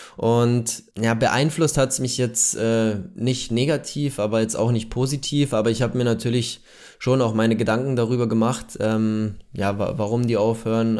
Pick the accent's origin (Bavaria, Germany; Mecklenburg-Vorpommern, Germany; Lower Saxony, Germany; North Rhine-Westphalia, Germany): Bavaria, Germany; near Munich; Ich bin gebürtig äh, aus der Nähe von München